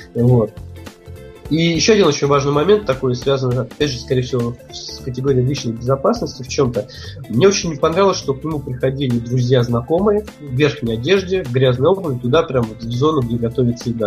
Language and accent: Russian; Russia; я вроде как из России